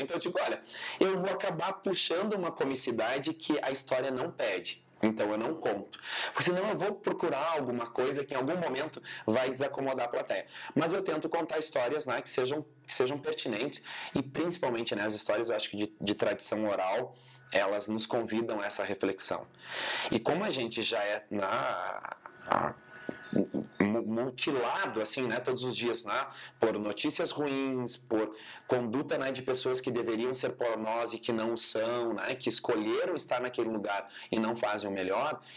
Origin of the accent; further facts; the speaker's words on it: Cruz Alta, Rio Grande do Sul, Brazil; moved away as an adult; also born or lived in Bento Gonçalves; now in Caxias do Sul, Brazil; eu sou licenciado em dança pela Universidade de Cruz Alta, pela Unicruz, que é onde eu nasci, enfim, me criei